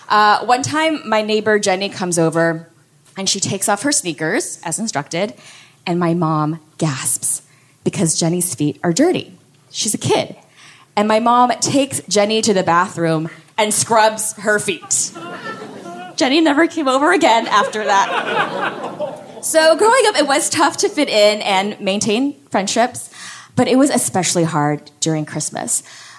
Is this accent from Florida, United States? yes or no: yes; Miami, Florida, United States; So I'm Korean. I grew up in Miami.